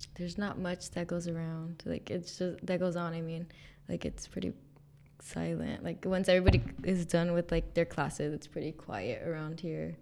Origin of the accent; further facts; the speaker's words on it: Mendota, California, United States; moved away as an adult; also born or lived in Fresno, California; I was born in Fresno, California, and then I was raised in the Central Valley in a small farm town called Mendora